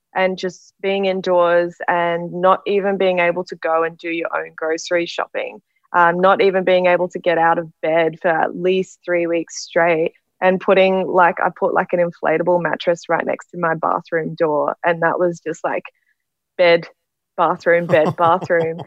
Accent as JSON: {"language": "English", "town": "Brisbane", "region": "Queensland", "country": "Australia", "moved": "yes", "lives_now": "Sydney, Australia", "said": "I'm actually from Brisbane, but I've been stuck in Sydney for COVID nineteen"}